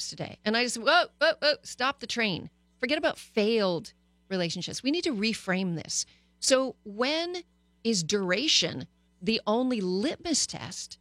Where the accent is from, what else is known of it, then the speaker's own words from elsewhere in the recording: Canada; also born or lived in United States; now in Los Angeles, United States; I grew up in Canada